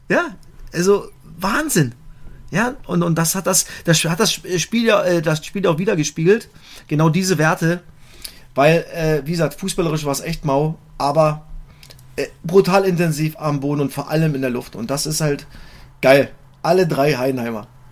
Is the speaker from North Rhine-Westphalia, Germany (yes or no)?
no; Cottbus, Brandenburg, Germany; ich komme aus Cottbus, meine ganze Familie ist in Cottbus